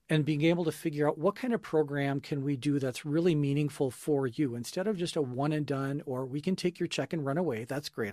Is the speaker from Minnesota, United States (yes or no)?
yes; Minneapolis–Saint Paul, Minnesota, United States; I grew up here in the Twin Cities